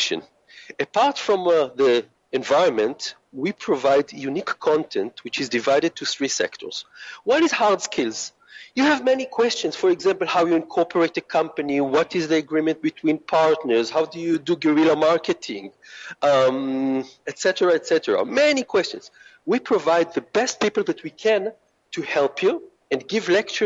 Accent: Israel; moved away; I come from Israel, and our culture is very open and it's very flat

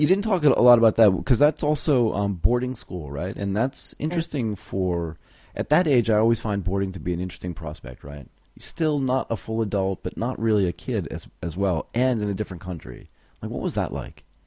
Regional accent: United States; as an American

